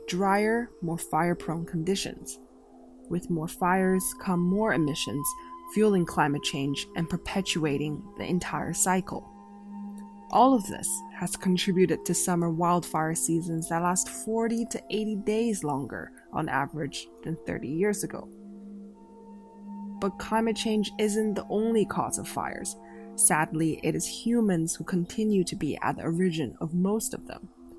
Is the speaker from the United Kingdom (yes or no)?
no; Canada; Canada, my home country